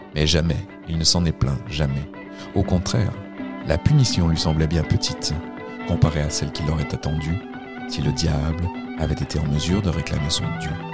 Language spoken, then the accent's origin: French; Quebec, Canada; mon enfance au Québec